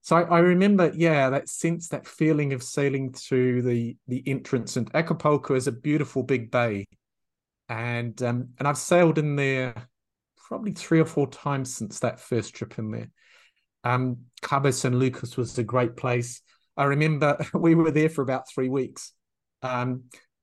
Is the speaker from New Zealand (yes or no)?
yes; New Zealand; moved away as an adult; also born or lived in England / France / Thailand / Myanmar; I'm from New Zealand. And in New Zealand, this little wee tiny insignificant country